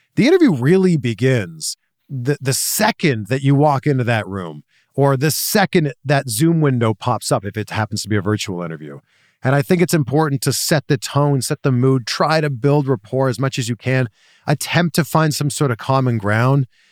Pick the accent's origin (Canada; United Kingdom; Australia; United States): Canada; Toronto, Ontario; moved away as an adult; that's my hometown